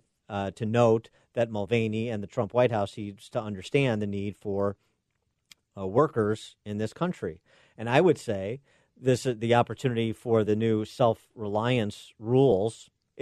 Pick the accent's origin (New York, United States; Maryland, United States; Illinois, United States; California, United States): Illinois, United States; my home state of Illinois